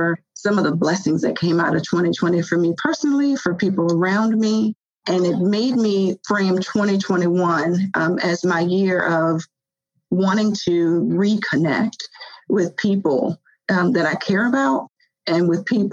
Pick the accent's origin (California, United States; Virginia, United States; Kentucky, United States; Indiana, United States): Virginia, United States; moved away as an adult; born and raised in Virginia, so I'm a Virginia girl